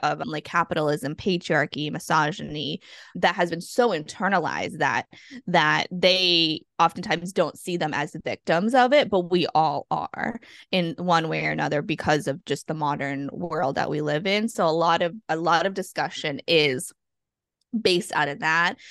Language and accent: English; Massachusetts, United States; now in Guam; I'm originally from Massachusetts, and I'm a child of immigrants and refugees